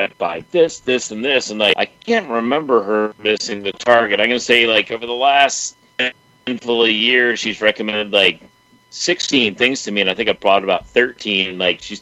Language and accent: English; Richmond, Virginia, United States; also born or lived in Hoboken, New Jersey; being from Richmond